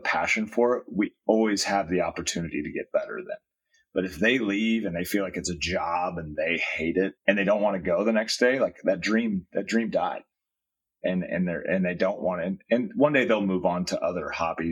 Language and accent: English; Iowa, United States; now in Southern California, United States; I grew up in Iowa